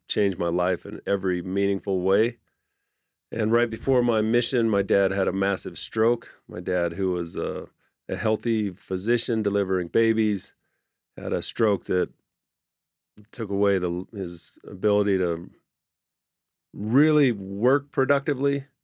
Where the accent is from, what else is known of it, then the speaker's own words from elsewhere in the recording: Orem, Utah, United States; I grew up in Orem